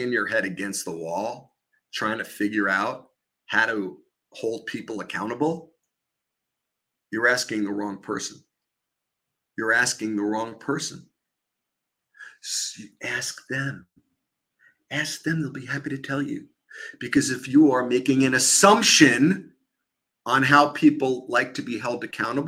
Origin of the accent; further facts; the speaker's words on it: New York, United States; accent: New York; my New York accent